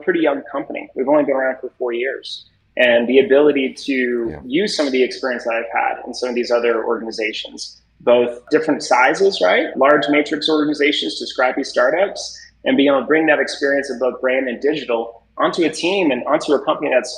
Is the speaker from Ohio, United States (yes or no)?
no; Indianapolis, Indiana, United States; I eventually joined a talent agency in Indianapolis, Indiana, which is my hometown